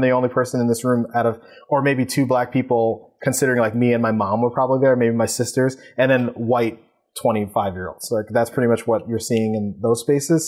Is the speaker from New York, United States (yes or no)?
yes; New York City, New York, United States; also born or lived in Long Island City, Queens; I am from Queens, but Eastern Queens